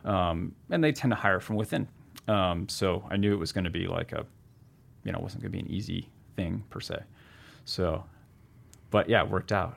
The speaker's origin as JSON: {"language": "English", "region": "New Hampshire and Vermont", "country": "United States", "tie": "born or raised there", "also_born_or_lived": "Seattle", "moved": "yes", "said": "Growing up in New Hampshire and, you know, Vermont"}